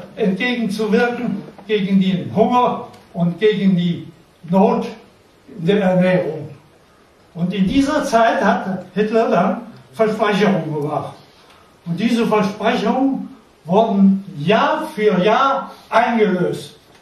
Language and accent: German; near Hann. Münden, Lower Saxony, Germany; Ich wurde geboren in der Nähe von Hannoverischmünden in einem Dorf. Zwischen Wiershausen und Rüppelshausen. Das nennt sich das Ilztal. In diesem Tal, von Bergen umgeben und Wäldern, habe ich meine Jugendzeit verbracht